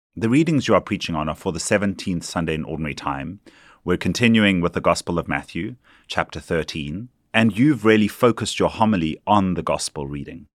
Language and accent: English; South Africa; now in New York, United States; a Jesuit priest from South Africa